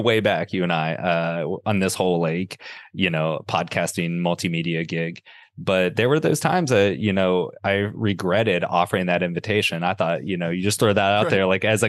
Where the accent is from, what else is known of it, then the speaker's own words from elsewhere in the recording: Southeast Ohio, United States; So I grew up in Southeast Ohio in a small town on the Ohio River, and my father was a coal miner